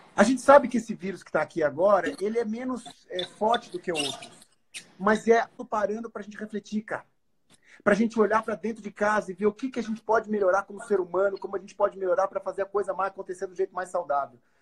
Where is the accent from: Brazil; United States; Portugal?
Brazil; nós, como brasileiros